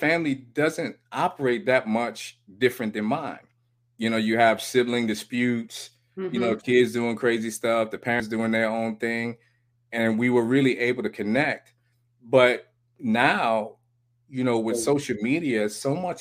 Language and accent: English; New York City, New York, United States; I grew up in New York City, so I understood the projects and all